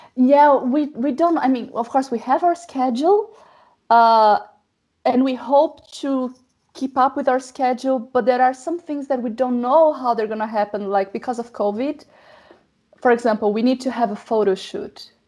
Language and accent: English; Brazil; moved away as an adult; now in Germany; I am a new immigrant because I live in Germany. I'm from Brazil.